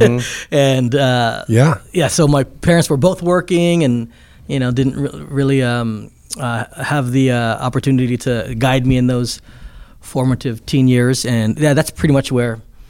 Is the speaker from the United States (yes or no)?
yes; Downey, California, United States; also born or lived in Luanshya, Zambia / Fontana, California; then we moved from Downey to Fontana.